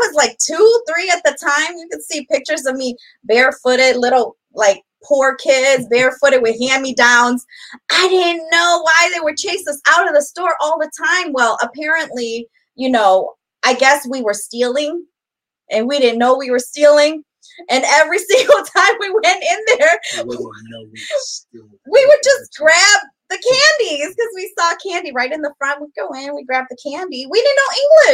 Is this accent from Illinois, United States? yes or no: yes; Elgin, Illinois, United States; We grew up right on South Chapel Street